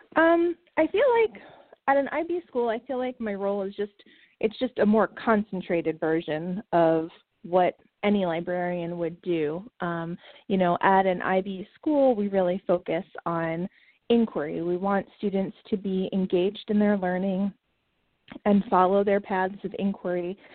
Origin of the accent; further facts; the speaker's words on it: New York City, New York, United States; moved away as an adult; now in Raleigh, United States; My husband and I grew up in Queens, right outside of New York City.